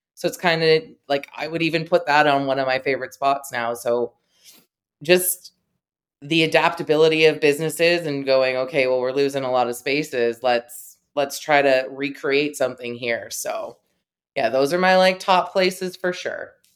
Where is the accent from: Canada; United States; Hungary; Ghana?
Canada; Talbotville, Ontario; moved away as an adult; also born or lived in St. Thomas, Ontario; now in London, Canada; I am from Talbotville, Ontario, which is very close to Saint Thomas, where I went to school